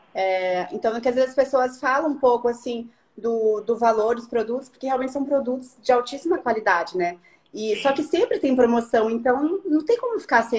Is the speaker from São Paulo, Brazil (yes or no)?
no; Curitiba, Paraná, Brazil; eu sou de Curitiba